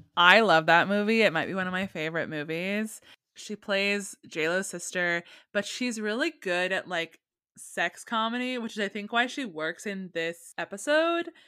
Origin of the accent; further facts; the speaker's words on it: California, United States; I grew up in California